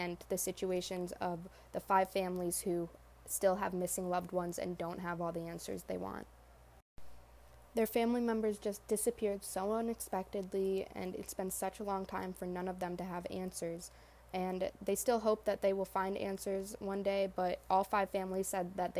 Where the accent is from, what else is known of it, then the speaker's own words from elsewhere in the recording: hometown near DeKalb, Illinois, United States; my hometown